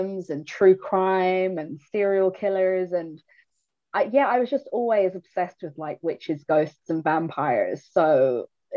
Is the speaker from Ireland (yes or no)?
yes; Ireland; I was brought up in a Catholic country, Ireland